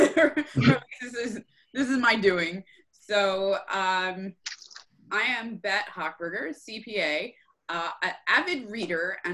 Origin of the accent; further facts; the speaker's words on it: New Jersey, United States; moved away; I'm originally from New Jersey